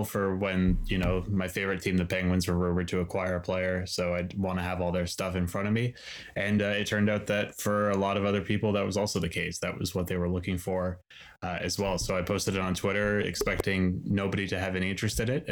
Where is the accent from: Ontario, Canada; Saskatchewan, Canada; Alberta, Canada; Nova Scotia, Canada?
Nova Scotia, Canada; I'm from the East Coast of Canada. I'm from Nova Scotia